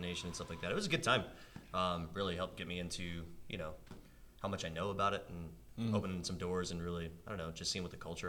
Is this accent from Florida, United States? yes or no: yes; Orlando, Florida, United States; Born and raised in Orlando, Florida